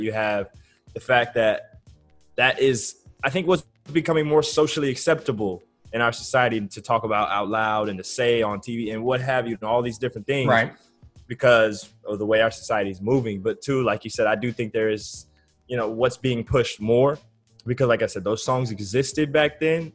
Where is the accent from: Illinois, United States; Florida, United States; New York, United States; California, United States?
California, United States; Southern; I'm from Southern California.